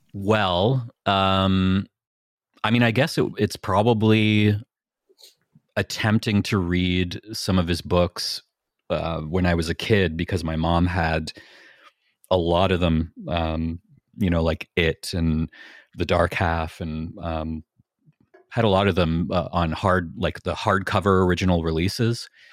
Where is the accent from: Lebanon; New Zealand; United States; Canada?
Canada; Niagara, Ontario; I grew up in Niagara and we're right next to the Welland Canal